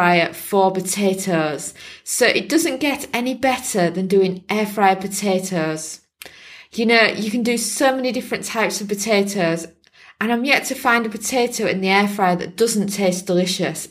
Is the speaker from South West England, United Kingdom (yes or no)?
no; Yorkshire and the Humber, United Kingdom; now in Portugal; we're from Yorkshire in England, and we're used to eating a lot of fish and chips.